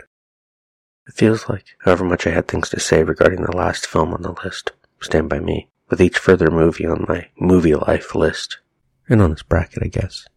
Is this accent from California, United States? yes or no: yes; Pasadena, California, United States; Had the benefit of growing up in Pasadena, suburban Los Angeles as it were.